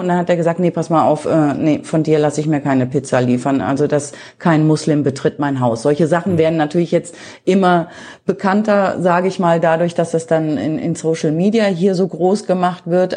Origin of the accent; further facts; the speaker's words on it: Germany; moved away as an adult; also born or lived in Cologne; now in India; bei uns in Deutschland